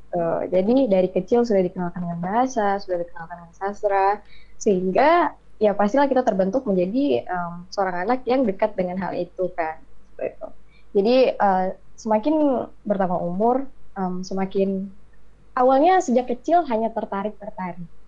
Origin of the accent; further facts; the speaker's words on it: Bengkulu, Indonesia; moved away as an adult; now in West Sumatra, Indonesia; dari Pangkal Pinang ayah aku dari Aceh aku dari Bengkulu